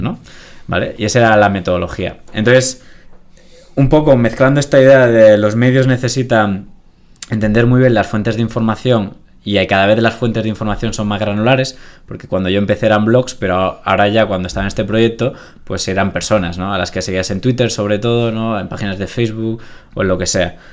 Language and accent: Spanish; Granada, Andalusia, Spain; moved away as an adult; yo soy de Granada, me vine aquí a estudiar la carrera